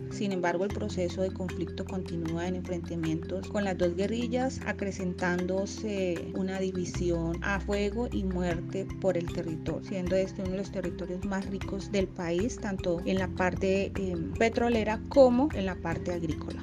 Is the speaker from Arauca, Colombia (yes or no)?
yes; Arauca, Colombia; en el tema de la presencia de nuestro Estado, hablemos como Estado colombiano, policía y ejército, tenemos varias dificultades. Primero que somos una frontera muy porosa